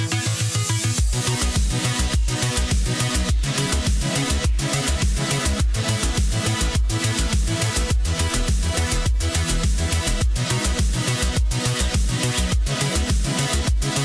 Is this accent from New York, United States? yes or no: no; Utah, United States; We're from Utah, for those of you that don't know. We live in Utah.